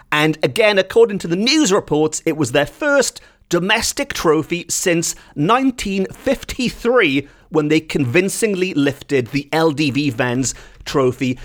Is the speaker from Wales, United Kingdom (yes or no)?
yes; Wales, United Kingdom